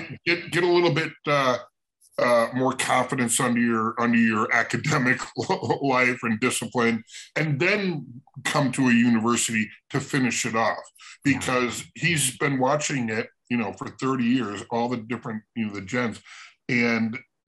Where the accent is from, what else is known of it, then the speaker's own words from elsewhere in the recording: Chicago, Illinois, United States; My best friend growing up in Chicago